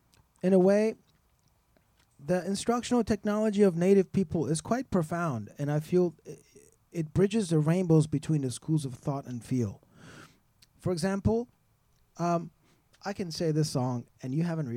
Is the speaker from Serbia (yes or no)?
no; Iran; now in Austin, United States; the culture where I was born in Iran